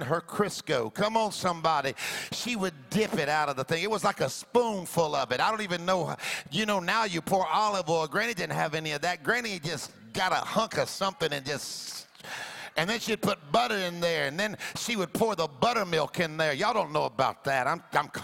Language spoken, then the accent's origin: English; the Deep South, United States; also born or lived in Florida; I grew up in the South. Come on now. The deep South I was born